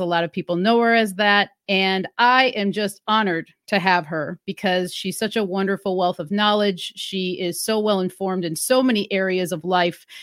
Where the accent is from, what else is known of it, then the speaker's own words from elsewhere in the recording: Wisconsin, United States; moved away; I'm originally from Wisconsin, which is a cold area